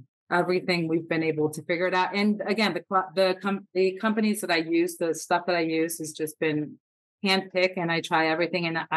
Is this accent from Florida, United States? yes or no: yes; South Florida, United States; I'm from South Florida, so we have lots of tropical fruit here